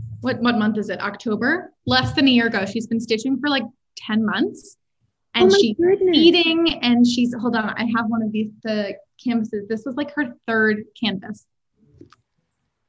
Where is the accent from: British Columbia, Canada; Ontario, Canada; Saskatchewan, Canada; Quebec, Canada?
Ontario, Canada; Toronto; moved away as an adult; also born or lived in Montreal / New York; I grew up in Toronto